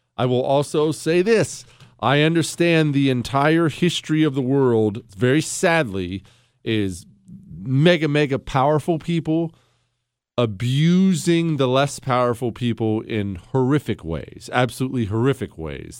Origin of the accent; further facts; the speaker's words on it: United States; I'm a free American